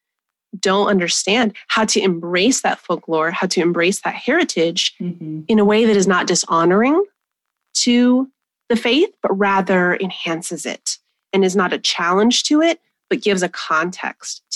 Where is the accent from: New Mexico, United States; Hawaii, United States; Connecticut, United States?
New Mexico, United States; I was born 20 minutes from where I was raised in New Mexico